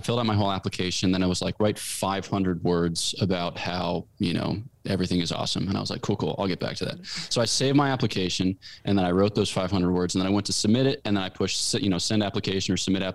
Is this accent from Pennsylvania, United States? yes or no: yes; Newtown, Pennsylvania, United States; moved away as an adult; now in Fribourg, Switzerland; I grew up in Newtown, Pennsylvania, which is in the great county of Bucks County.